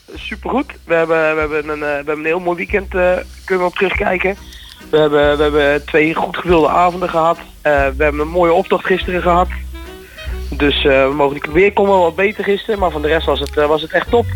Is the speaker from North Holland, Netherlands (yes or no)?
no; Houten, Utrecht, Netherlands; also born or lived in Zwolle; ik ben geboren in Zwolle, allemaal heel gauw naar Houten gekomen. Dus eh, ja, ik, ik kom oorspronkelijk uit Houten. Ik woon ook nu in Houten.